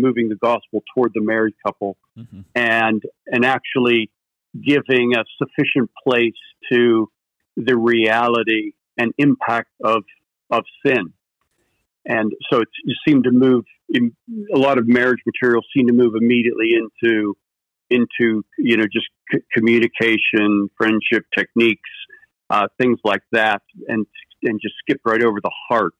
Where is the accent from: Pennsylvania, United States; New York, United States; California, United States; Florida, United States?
Pennsylvania, United States; Pittsburgh; growing up in Pittsburgh, there was this amusement park called Kennywood